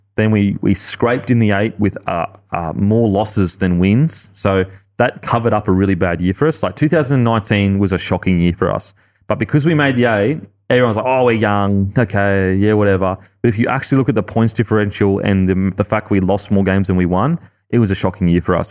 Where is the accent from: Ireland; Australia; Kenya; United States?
Australia; I look wog, but I'm Aussie